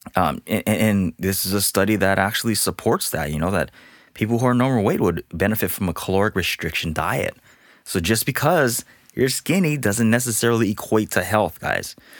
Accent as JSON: {"language": "English", "region": "Hawaii", "country": "United States", "tie": "born or raised there", "also_born_or_lived": "Portland, Oregon", "moved": "as an adult", "lives_now": "Southern California, United States", "said": "being born and raised in Hawaii"}